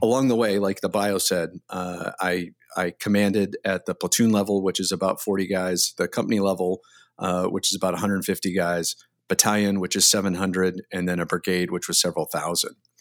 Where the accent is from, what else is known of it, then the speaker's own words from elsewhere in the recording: Delaware, Ohio, United States; moved away; I grew up in Delaware, Ohio, which is about twenty minutes north of, uh, Columbus, Ohio